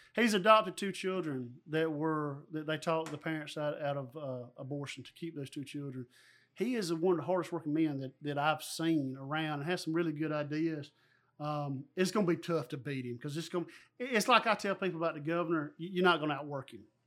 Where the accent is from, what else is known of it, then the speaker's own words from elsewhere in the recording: Dodge County, Georgia, United States; growing up in Dodge County